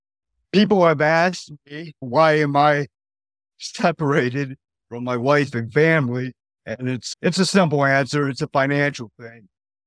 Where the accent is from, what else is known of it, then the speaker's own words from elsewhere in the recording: Detroit, Michigan, United States; Yes, praise God. I'm from Detroit, Michigan. I'm currently a truck driver.